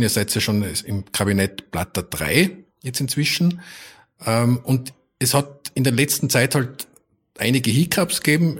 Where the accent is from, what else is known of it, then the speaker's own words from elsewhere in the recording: Tyrol, Austria; moved away; also born or lived in Vienna; als Tiroler in Wien